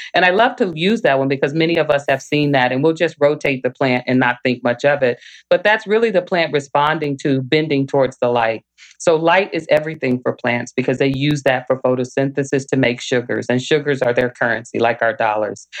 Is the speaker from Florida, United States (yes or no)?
no; Little Rock, Arkansas, United States; now in Michigan, United States; I grew up in Little Rock, Arkansas